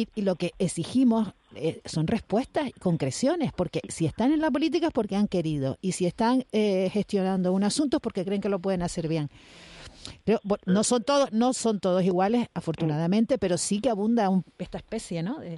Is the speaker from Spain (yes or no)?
yes; Canary Islands, Spain; accent: Canarian